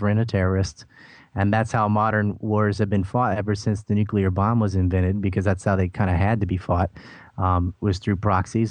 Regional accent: United States; as an American

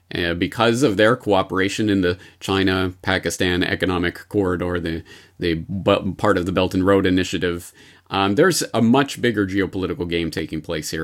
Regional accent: Canada; now in Japan; as a Canadian in Japan

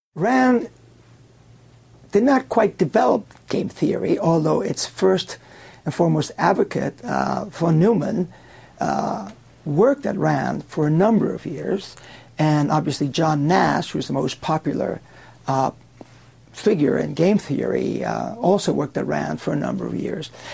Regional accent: Cuba; now in United States; I was born in Cuba, and um, I was there in the early years of the uh, communist revolution in that country

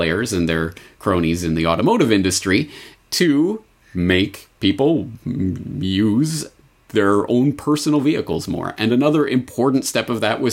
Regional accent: Canada; as a Canadian all of my life

